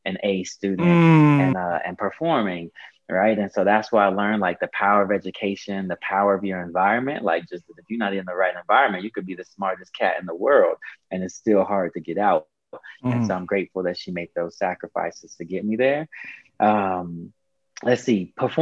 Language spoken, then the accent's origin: English; Boulder, Colorado, United States; also born or lived in Houston, Texas; I was born in Boulder